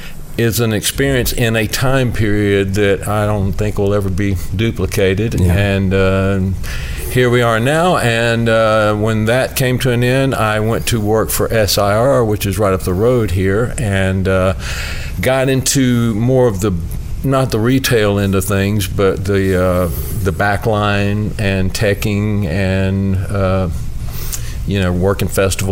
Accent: Nashville, Tennessee, United States; also born or lived in Augusta, Georgia; I am originally from Augusta, Georgia. I moved to Nashville, and I was really, really young.

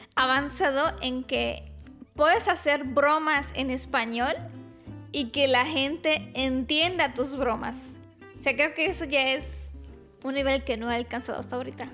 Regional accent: Romania; Spanish is a second language; mi esposito es mexicano, yo soy rumana

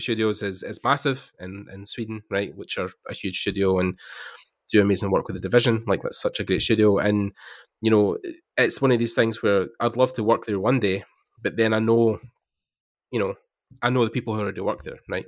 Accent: Scotland, United Kingdom; I'm from there, I'm from Scotland

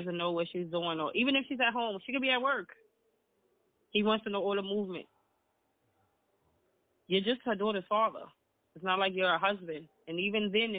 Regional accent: New York City, New York, United States; I'm from the Bronx.

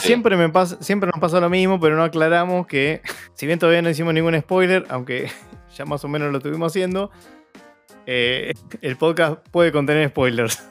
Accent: Argentina; nosotros que somos argentinos

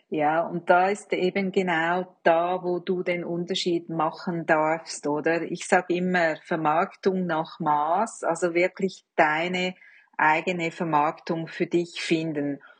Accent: Switzerland; als Schweizerin muss ich

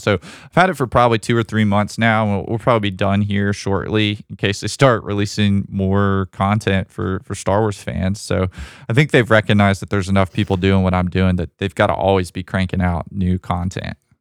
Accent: Alabama, United States; I'm from Alabama

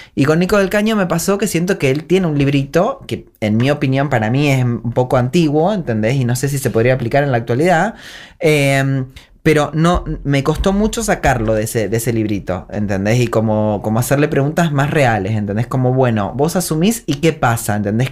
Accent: Argentina; volví muy feliz de volver a mi pueblo, a mi tierra querida, a mi tierra. De esta es mi tierra, mi tierra querida argentina

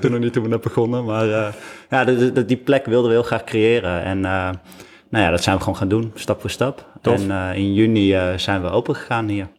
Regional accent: Deventer, Overijssel, Netherlands; we komen zelf uit Deventer

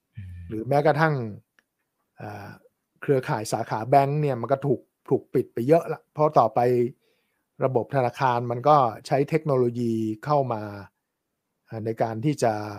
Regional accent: Thailand; also born or lived in New York; เราคนไทย

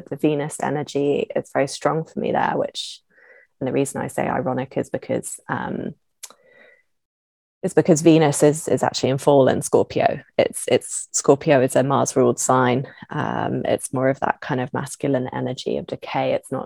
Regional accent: London, United Kingdom; moved away; I'm from London originally, I'm from the UK.

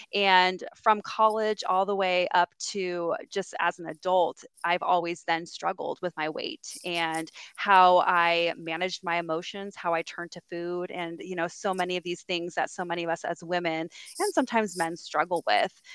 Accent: San Diego, California, United States; now in Greenville, United States; I was born and raised in San Diego, California, and um, I now live in Greenville, South Carolina

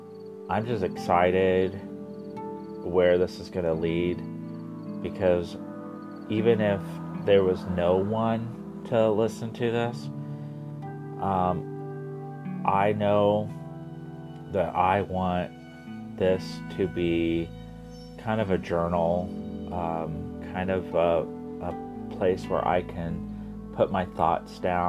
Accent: Midwest, United States; growing up in the Midwest and gay is a story in itself. Living in an ultra-conservative family, being the only boy out of four children

